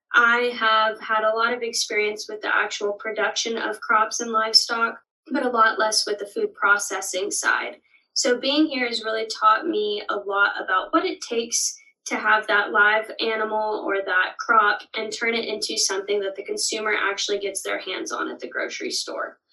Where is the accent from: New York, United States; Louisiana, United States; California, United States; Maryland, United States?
California, United States; Denair; moved away as an adult; now in Stillwater, United States; I'm originally from Denair, California, but after coming to OSU